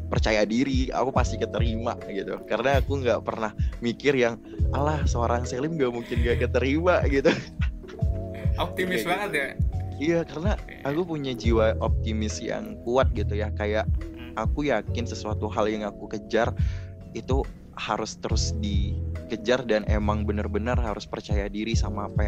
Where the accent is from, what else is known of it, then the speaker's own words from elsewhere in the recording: Riau, Indonesia; merupakan rangkaian kegiatan yang ada di uh, Riau khususnya ya karena aku berasal dari Riau